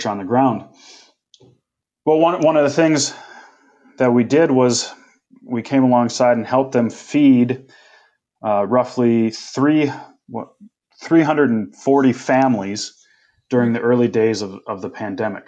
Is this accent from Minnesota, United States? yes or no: yes; Minnesota, United States; moved away as an adult; now in Indonesia; I grew up in Minnesota